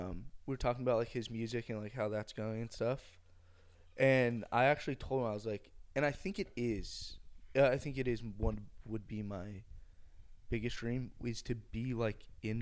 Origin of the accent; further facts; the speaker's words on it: United Kingdom; I'm British.